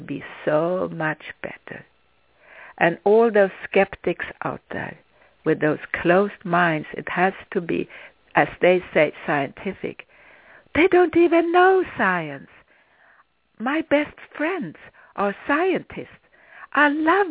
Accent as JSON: {"language": "English", "country": "Sweden", "tie": "born or raised there", "second_language": "English", "moved": "as an adult", "said": "When I was a child, I grew up in Sweden"}